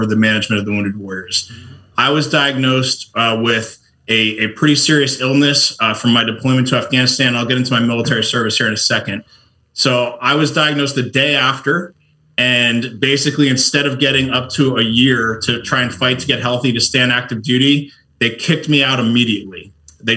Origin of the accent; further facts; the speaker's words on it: United States; I grew up right outside New York City